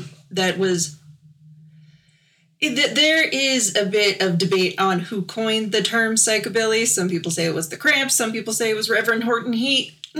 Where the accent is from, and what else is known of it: Wyoming, United States